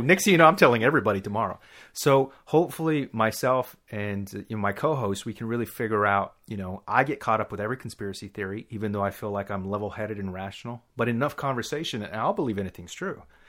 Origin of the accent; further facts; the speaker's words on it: Texas, United States; also born or lived in Dallas; we're from Texas. We'll give that much information, at least. So I lived in Dallas for a little while